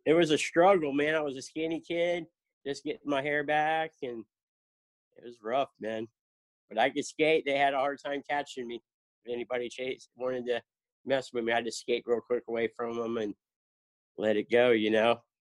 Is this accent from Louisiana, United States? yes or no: no; Lake Worth, Florida, United States; moved away as an adult; also born or lived in South Carolina / Jacksonville, Florida; now in Cocoa Beach, United States; I grew up in in South Florida, Lake Worth